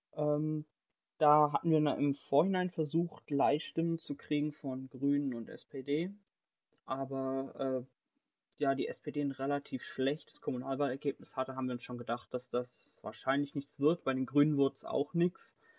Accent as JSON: {"language": "German", "town": "Bad Schwalbach", "region": "Hesse", "country": "Germany", "said": "ich komme aus Bad Schwalbach"}